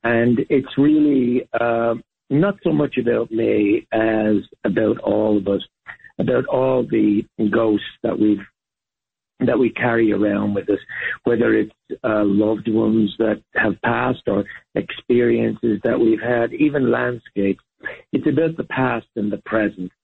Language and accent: English; Ireland; moved away as an adult; also born or lived in Dublin, Ireland / Spain / London, United Kingdom / New York, United States; I was born in Dublin, obviously the capital city of Ireland, but I was raised to a great extent in the countryside.